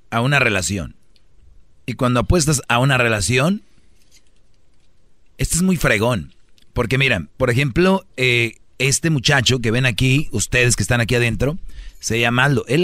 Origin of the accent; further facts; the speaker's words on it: Michoacán, Mexico; somos michoacanos que pagan.